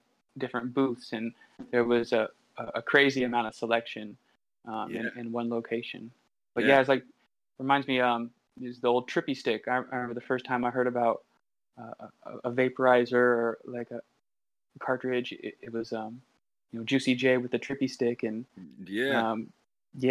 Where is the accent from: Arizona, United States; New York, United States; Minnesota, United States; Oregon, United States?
Oregon, United States; Southern; moved away as an adult; now in Portland, United States; I grew up in Southern Oregon.